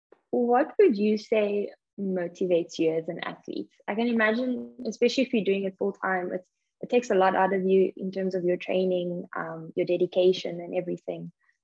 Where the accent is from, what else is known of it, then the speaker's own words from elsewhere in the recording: South Africa; now in Ireland; I'm from South Africa originally, and even moving to Ireland